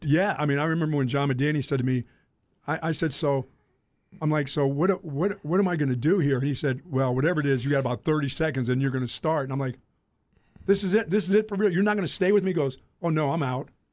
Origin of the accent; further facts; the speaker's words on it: Greensboro, North Carolina, United States; also born or lived in Philadelphia; I grew up in Greensboro, North Carolina when, when, as a young boy